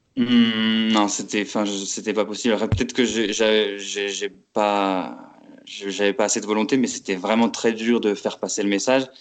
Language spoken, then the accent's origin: French; Metz, Grand Est, France; moved away as an adult; also born or lived in Paris; je suis originaire de Metz en Lorraine, où j'ai fait mes études.